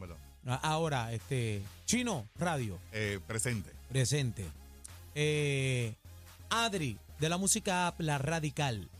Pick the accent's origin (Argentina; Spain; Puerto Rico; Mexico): Puerto Rico; todos somos puertorriqueños.